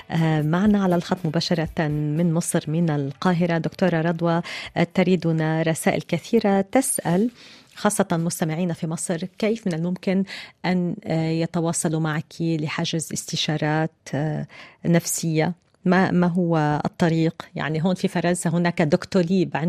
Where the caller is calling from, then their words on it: Iraq; ومن العراق السلام عليكم أنا متابعكم من العراق